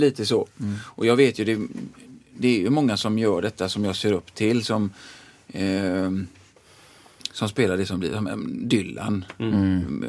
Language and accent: Swedish; Gothenburg, Västra Götaland, Sweden; kommer jag in där från Frölunda